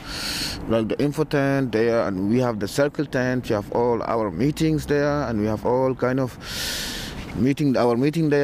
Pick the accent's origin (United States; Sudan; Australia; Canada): Sudan; Darfur; moved away as an adult; now in Berlin, Germany; I come from Sudan